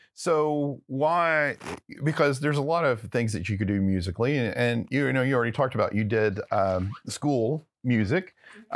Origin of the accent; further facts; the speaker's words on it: Texarkana, United States; now in Plano, United States; where I grew up in Texarkana